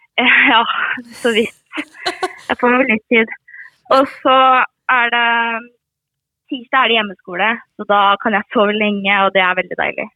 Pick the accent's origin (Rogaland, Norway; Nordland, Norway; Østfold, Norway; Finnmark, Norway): Østfold, Norway; Aremark; jeg er jo født og oppvokst i Armark